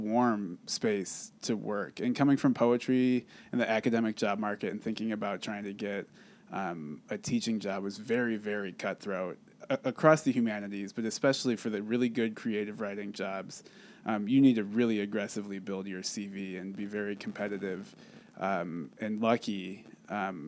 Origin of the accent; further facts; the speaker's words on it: Cleveland, Ohio, United States; now in Lawrence, United States; I have always lived in the Midwest. I'm originally from Cleveland, Ohio